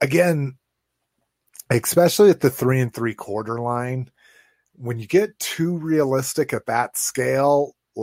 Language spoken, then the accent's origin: English; Las Vegas, New Mexico, United States; my hometown of Las Vegas, New Mexico